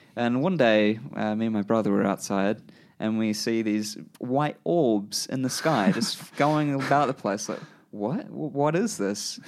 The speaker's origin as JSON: {"language": "English", "town": "Christchurch", "region": "Canterbury", "country": "New Zealand", "tie": "born or raised there", "said": "I grew up in Christchurch, New Zealand"}